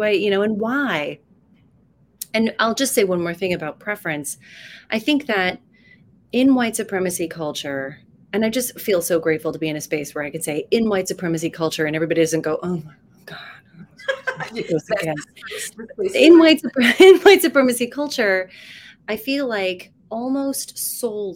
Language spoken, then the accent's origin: English; Salt Lake City, Utah, United States; I was raised in Salt Lake City as a Mormon.